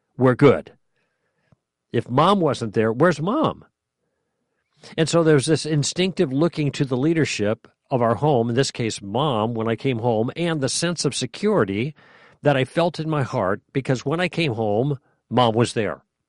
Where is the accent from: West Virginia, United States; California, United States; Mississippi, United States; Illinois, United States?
Illinois, United States; Chicago; I grew up in Chicago